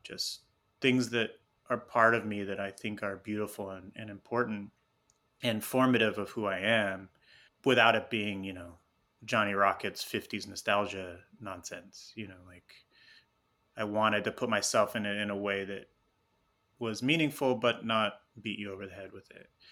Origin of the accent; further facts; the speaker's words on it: Houston, Texas, United States; also born or lived in Tucson, Arizona; now in Los Angeles, United States; I was born and raised in Houston, Texas